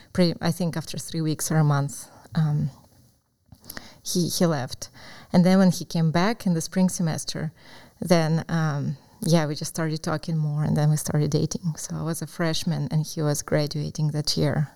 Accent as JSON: {"language": "English", "region": "Crimea", "country": "Ukraine", "tie": "born or raised there", "second_language": "English", "moved": "as an adult", "lives_now": "United States", "said": "Yes, I was born in Ukraine, in Crimea, which is in the south of Ukraine, and um, it's a peninsula."}